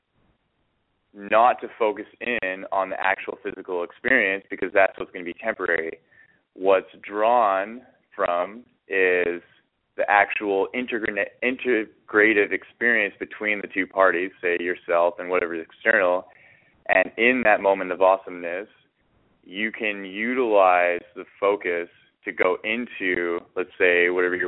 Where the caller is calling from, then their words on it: Edmonton, Alberta, Canada; I'm calling in from Edmonton, Alberta, Canada